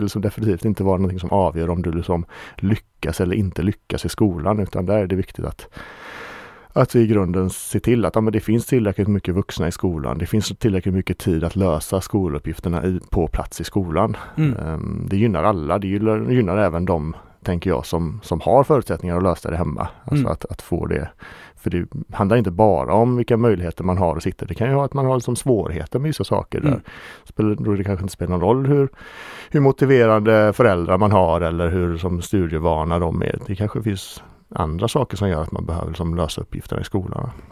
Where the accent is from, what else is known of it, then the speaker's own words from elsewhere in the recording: Ale, Västra Götaland, Sweden; jag kommer från Ale